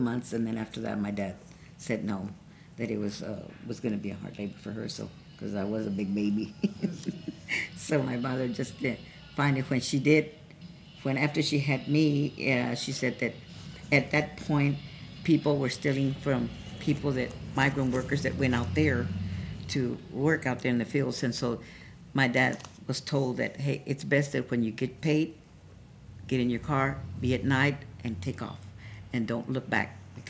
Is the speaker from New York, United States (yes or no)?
no; Colorado, United States; born there; So, because I was born in Colorado, that's where I was born.